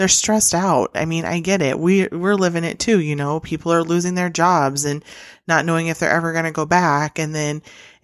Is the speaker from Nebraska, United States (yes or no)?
yes; Nebraska, United States; I'm from Nebraska